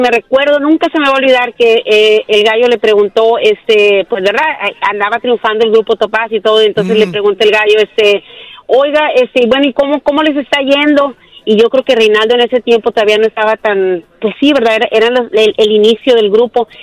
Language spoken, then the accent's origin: Spanish; Montemorelos, Nuevo León, Mexico; yo soy de Montemorelos, Nuevo León, nativa de Montemorelos, Nuevo León